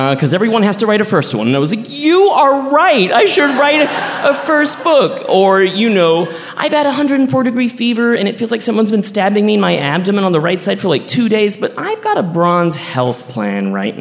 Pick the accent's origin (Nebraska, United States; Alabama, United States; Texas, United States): Texas, United States; also born or lived in New York; now in Los Angeles, United States; my home state, Texas